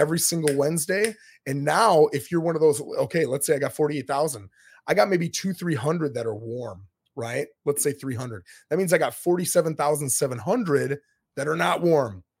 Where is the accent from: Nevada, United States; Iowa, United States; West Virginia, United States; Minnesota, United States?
Minnesota, United States; moved away as an adult; now in Florida, United States; I'm from Minnesota. I lived there till I was twenty-seven years old.